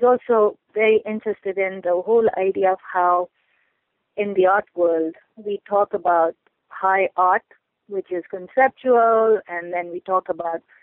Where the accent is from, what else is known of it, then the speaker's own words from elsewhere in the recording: Pakistan; moved away as an adult; now in United States; I grew up in Pakistan